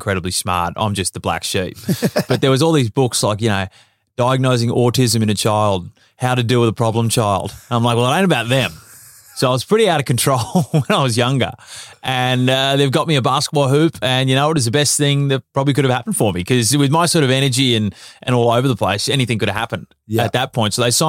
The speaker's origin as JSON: {"language": "English", "town": "South Melbourne", "region": "Victoria", "country": "Australia", "tie": "born or raised there", "said": "MZAC, South Melbourne."}